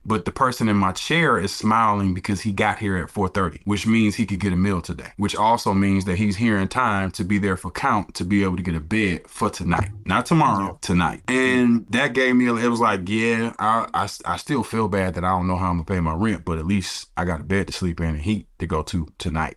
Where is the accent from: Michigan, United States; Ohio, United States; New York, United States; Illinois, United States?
Michigan, United States; Detroit; moved away as an adult; also born or lived in Alabama; I am born and raised in Detroit, Michigan